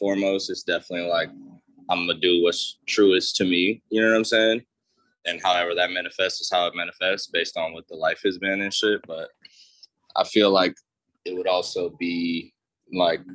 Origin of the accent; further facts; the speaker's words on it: Miami, Florida, United States; also born or lived in Boston / New York; now in Los Angeles, United States; I'm from Miami, Florida.